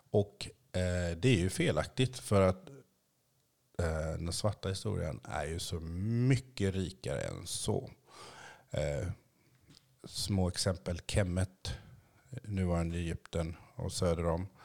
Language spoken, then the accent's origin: Swedish; Haiti; Columbus kom ju först till min hemö, Haiti, Haiti, jag kan inte riktigt uttala det.